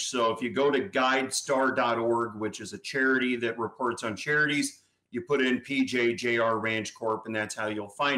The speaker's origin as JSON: {"language": "English", "town": "St. Louis", "region": "Missouri", "country": "United States", "moved": "yes", "lives_now": "Florida, United States", "said": "I'm originally from St. Louis"}